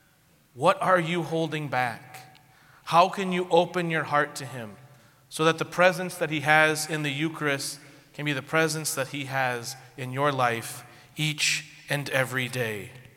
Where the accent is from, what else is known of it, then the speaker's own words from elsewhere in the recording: St. Louis, Missouri, United States; also born or lived in southern Indiana; now in Indiana, United States; I'm from St. Louis